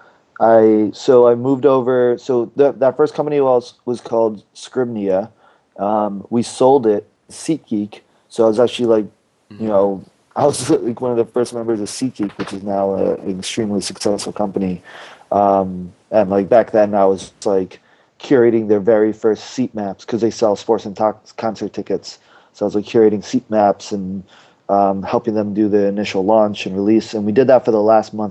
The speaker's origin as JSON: {"language": "English", "area": "Long Island", "region": "New York", "country": "United States", "tie": "born or raised there", "said": "I grew up in Long Island, New York, went to school in upstate New York"}